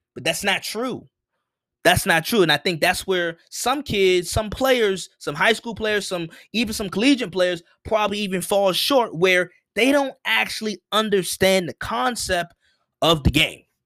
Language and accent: English; United States